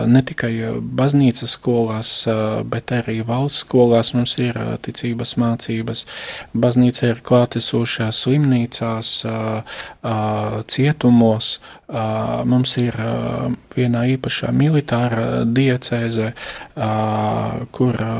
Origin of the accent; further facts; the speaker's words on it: Košice Region, Slovakia; Latvian is a second language; moved away as an adult; now in Latvia; Es esmu no Slovākijas austrumu daļas, no Košicas arhidiecēzes. Es no 2003. gada esmu priesteris un astoņus gadus es kalpoju Slovākijas draudzēs, pirms es atbraucu uz Latviju.